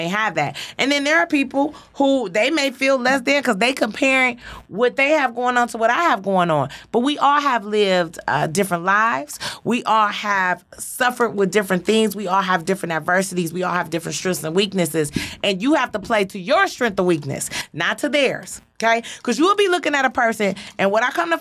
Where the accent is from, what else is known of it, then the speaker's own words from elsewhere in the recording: Detroit, Michigan, United States; born and raised on Joy Road, parents dope fiends